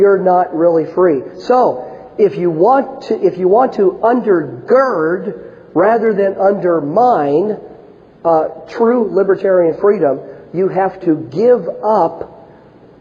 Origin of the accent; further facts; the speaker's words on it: Washington, United States; up in the Northwest where I grew up in Washington State